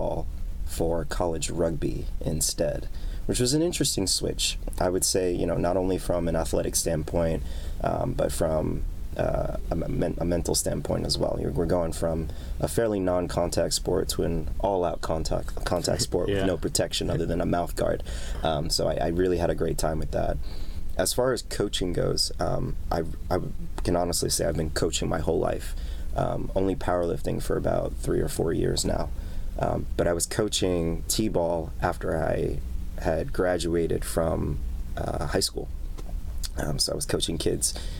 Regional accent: New York City, New York, United States; also born or lived in Bronx, New York; I was born and raised in New York. Spent a little bit of my childhood in the Bronx, but spent most of my life in Queens, where I still reside.

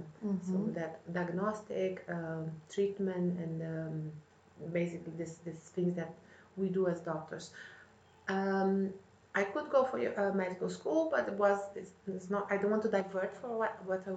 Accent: Brazil; moved away as an adult; now in London, United Kingdom; I come from Brazil, although I have dual nationality, I'm also Italian

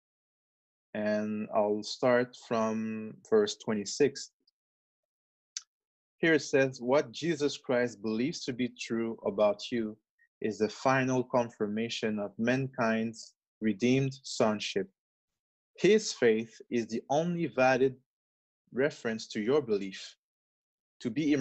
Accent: Quebec, Canada; English is a second language; My parents are from Congo in Africa, but I'm born in Quebec

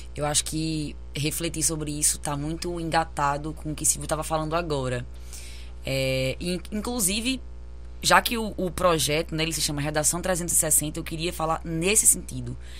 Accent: Brazil; enquanto brasileira que vive isso

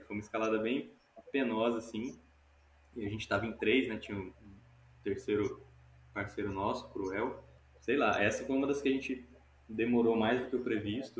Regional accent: Goiânia, Goiás, Brazil; also born or lived in Recife, Pernambuco; now in Bahia, Brazil; eu nasci em Goiânia, nasci lá em Goiânia, Goiás. Comecei a escalar lá, mas logo me mudei para Pernambuco mudei para Recife

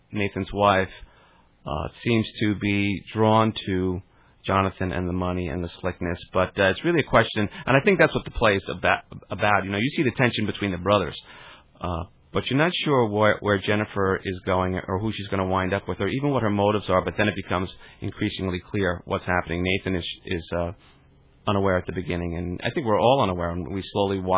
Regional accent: Garden City, New York, United States; Garden City.

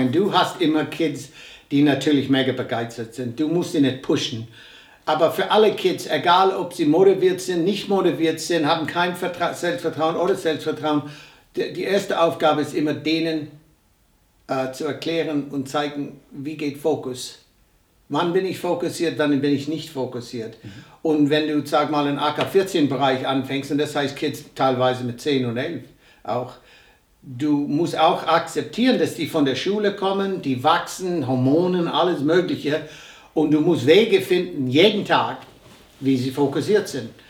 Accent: United States; born there; Ich bin ein gebürtiger Amerikaner. Ich bin zum ersten Mal in Deutschland 1963 gewesen. Mein Vater war hier stationiert. Ich war im deutschen Kindergarten.

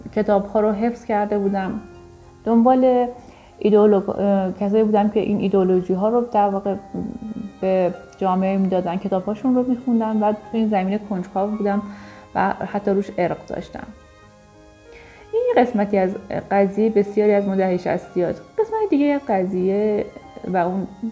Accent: Iran; ما تو کشوری بزرگ شدیم که دقیقا برهه زمانی که ما نوجوان جوان بودیم انقلابی رو پشت سر گذاشته بود و جنگی در جریان بود

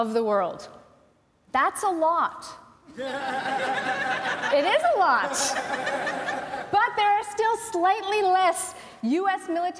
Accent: United States; moved away; I grew up in the US

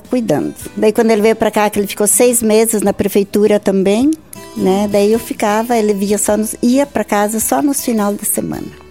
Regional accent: Joaçaba, Santa Catarina, Brazil; moved away as an adult; now in Barra Grande, Brazil; em Santa Helena, município de Joaçaba

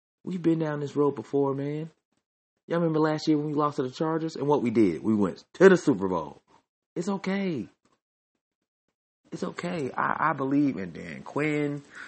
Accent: Nigeria; accent: Nigerian; Oh, when I get sad, my Nigerian accent comes out and it makes me even sadder.

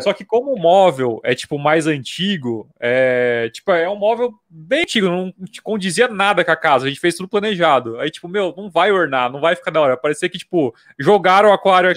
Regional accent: Jundiaí, São Paulo, Brazil; also born or lived in Vinhedo / Mato Grosso do Sul; eu sou de Jundiaí. Eu nasci aqui em hum. Vinhedo, que é pertinho

